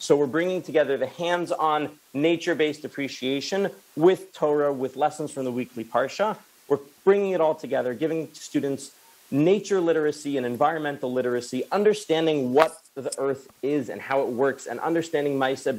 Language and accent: English; Newton, Massachusetts, United States; born or raised there